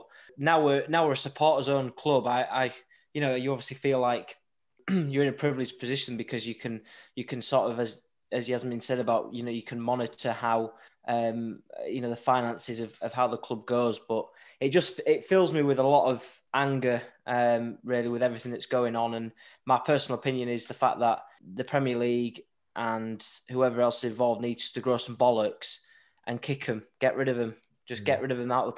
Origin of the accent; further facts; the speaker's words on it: Scarborough, Yorkshire and the Humber, United Kingdom; as a Scarborough supporter as well as Middlesbrough, I mean, I've seen my hometown club fall and fold